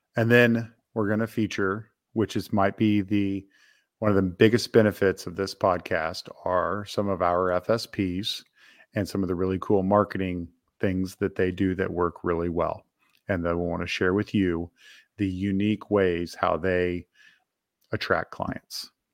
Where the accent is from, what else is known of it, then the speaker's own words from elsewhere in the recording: Topeka, Kansas, United States; I grew up in Topeka, Kansas, where we both reside today.